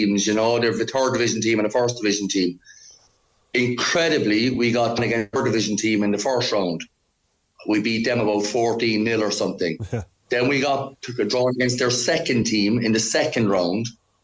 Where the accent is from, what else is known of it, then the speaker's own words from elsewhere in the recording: Ireland; moved away as an adult; also born or lived in Cork; now in Iceland; as an Irishman